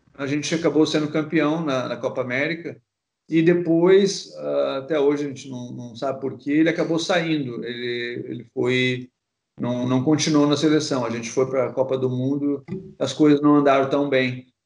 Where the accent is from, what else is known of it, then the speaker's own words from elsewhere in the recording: Porto Alegre, Rio Grande do Sul, Brazil; moved away as an adult; also born or lived in Rio de Janeiro; eu sou gaúcho, né? Para quem não sabe, sou de Porto Alegre. Então, eu, eu nasci no, no, bairro praticamente que os dois times né, tinham estádio.